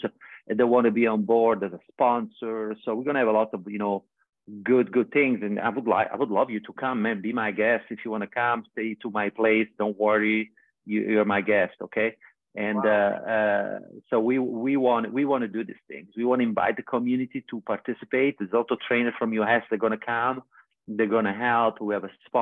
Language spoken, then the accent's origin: English; Vieste, Apulia, Italy; moved away; Vieste is my hometown in Italy